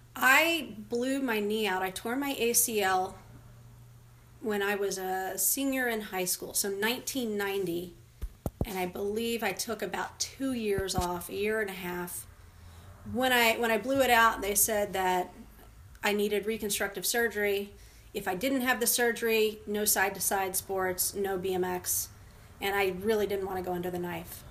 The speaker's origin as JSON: {"language": "English", "town": "Louisville", "region": "Kentucky", "country": "United States", "moved": "as an adult", "said": "I moved from Louisville when I graduated college in 1994"}